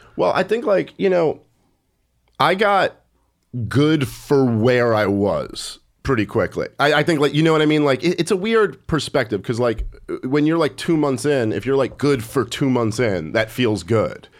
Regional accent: New York City, New York, United States; also born or lived in Oneonta, New York; I've never lived outside of New York.

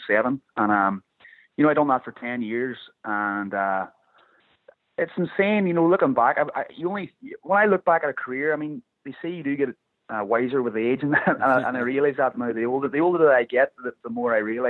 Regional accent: Ireland; moved away as an adult; now in United States; I'm very grateful that I came from Ireland

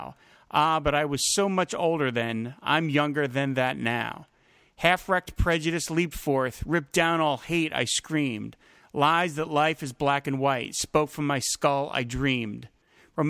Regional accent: New Jersey, United States; We're two South Jersey boys here

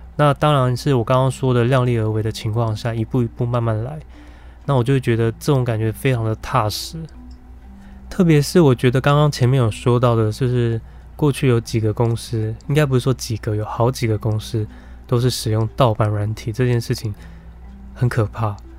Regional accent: Taiwan; 我们台湾人都很坚信的宗教的思维

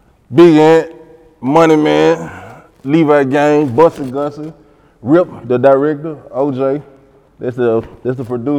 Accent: Memphis, Tennessee, United States; I'm from South Memphis.

